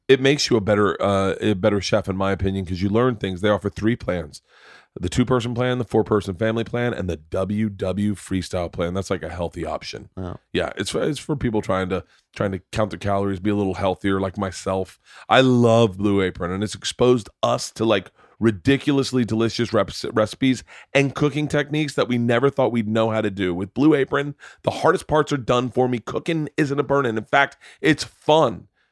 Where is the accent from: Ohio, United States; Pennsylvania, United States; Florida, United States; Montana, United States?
Florida, United States; I grew up in Florida